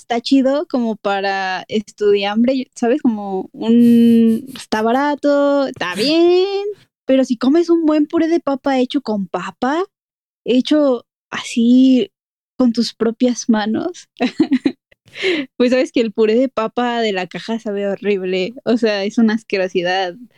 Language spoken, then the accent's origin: Spanish; Mexico City, Mexico; accent: chilango; escucharnos hablar me da mucha risa, así de chilangos